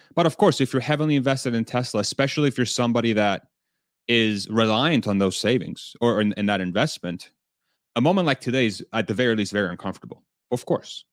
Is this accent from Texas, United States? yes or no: yes; Texas, United States; I'm from Texas